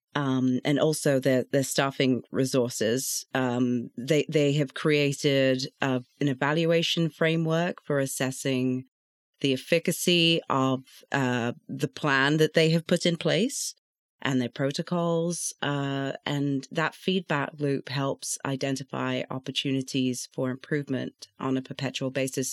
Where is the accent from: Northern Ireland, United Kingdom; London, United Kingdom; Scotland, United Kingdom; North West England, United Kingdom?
London, United Kingdom; now in Atlanta, United States; I grew up in London, born and bred in London